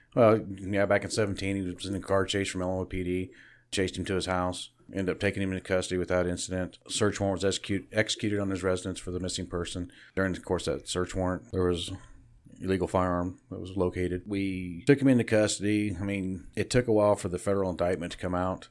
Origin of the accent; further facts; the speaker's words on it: Kansas, United States; Born and raised in Barton County.